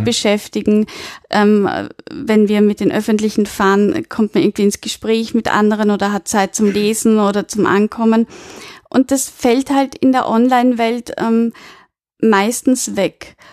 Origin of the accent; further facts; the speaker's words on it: Austria; bei uns in Österreich